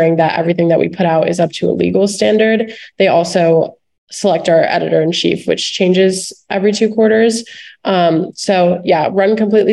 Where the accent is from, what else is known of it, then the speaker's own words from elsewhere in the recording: Miami, Florida, United States; moved away; I'm also going to be a junior and I'm from Miami, Florida